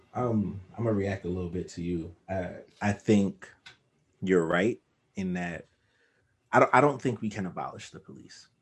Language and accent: English; New York City, New York, United States; Growing up in Crown Heights, we knew everybody on our block and the next block over.